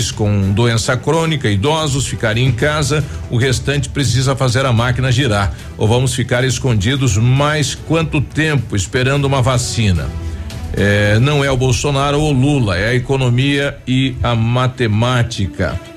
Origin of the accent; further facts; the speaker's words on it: Vitorino, Paraná, Brazil; sou de Vitorino